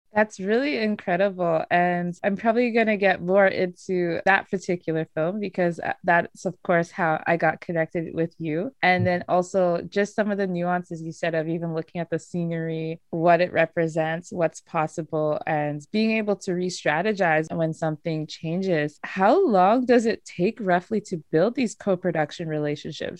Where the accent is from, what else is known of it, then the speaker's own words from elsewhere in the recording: Nigeria; as a Nigerian